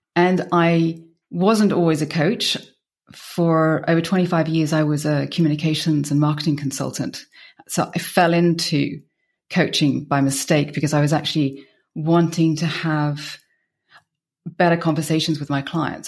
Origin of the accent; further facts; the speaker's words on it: United Kingdom; moved away as an adult; also born or lived in Belgium; now in Bierges, Belgium; I'm British, and I've been in Belgium for twenty-one years